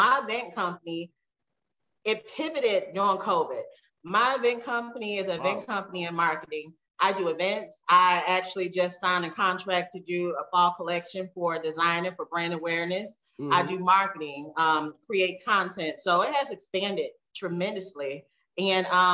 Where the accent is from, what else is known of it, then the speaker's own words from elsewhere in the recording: Daphne, Alabama, United States; also born or lived in Detroit, Michigan / Atlanta, Georgia; I was born in Detroit, but raised in Daphne